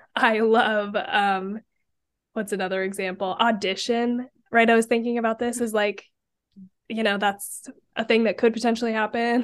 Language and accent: English; Idaho, United States; I'm from Idaho